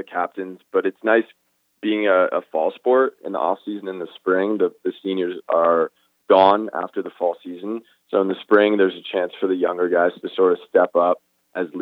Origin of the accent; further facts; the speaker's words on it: Brookline, Massachusetts, United States; also born or lived in New Orleans, Louisiana / Winston-Salem, North Carolina; moved up to Brookline right outside of Boston for the last 16 years now, I'd say. So really spent most of my childhood in Brookline.